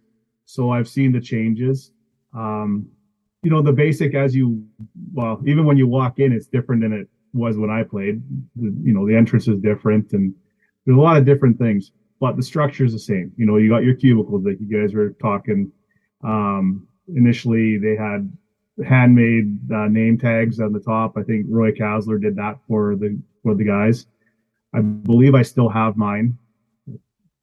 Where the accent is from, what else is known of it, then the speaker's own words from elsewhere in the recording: Columbia Gardens, British Columbia, Canada; also born or lived in East Kootenays; I grew up in Columbia Gardens, so I wasn't right directly in Fruitvale